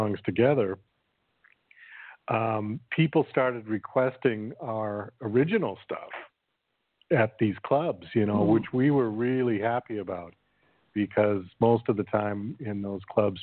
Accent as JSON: {"language": "English", "town": "Boston", "region": "Massachusetts", "country": "United States", "also_born_or_lived": "New York City", "moved": "as an adult", "said": "I'm originally from Boston, Massachusetts, and I moved to New York City"}